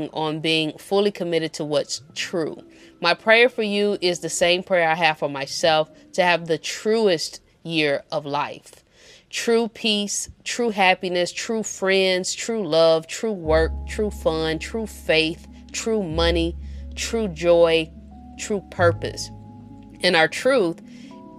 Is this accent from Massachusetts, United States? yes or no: no; St. Louis, Missouri, United States; we from the Show Me State, we're from St. Louis